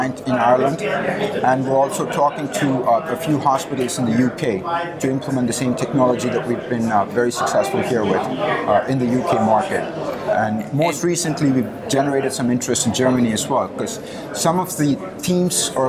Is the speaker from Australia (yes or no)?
no; India; moved away; I grew up in India